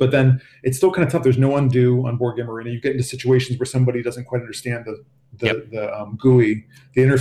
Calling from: Boston, Massachusetts, United States; I'm, I'm out of Boston, Massachusetts.

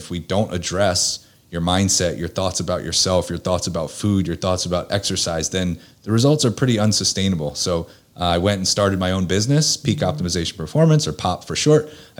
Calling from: Pennsylvania, United States; I am located just outside of Philadelphia, about 30 minutes outside of the city.

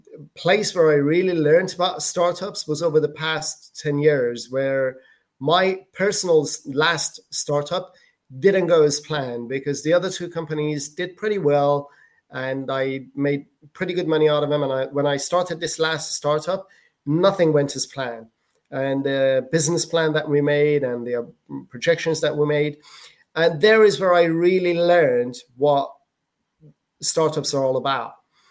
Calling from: Malaga, Andalusia, Spain; From Spain. This is where I live. South of Spain, Malaga.

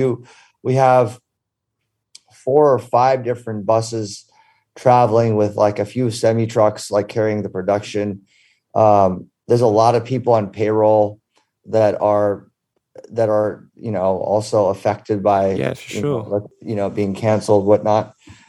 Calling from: Ibiza, Balearic Islands, Spain; In sunny Ibiza.

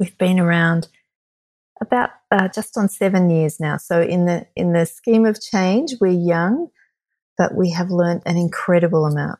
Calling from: Sydney, New South Wales, Australia; I am joining you from Gadigal land, which is the Aboriginal and traditional owners of the land of Sydney, Australia.

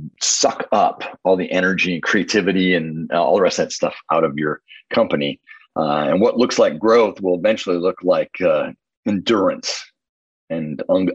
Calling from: Indianapolis, Indiana, United States; I'm in Indianapolis, Indiana

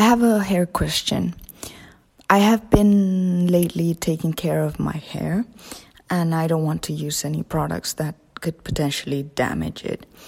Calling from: Spain; I'm calling from Spain

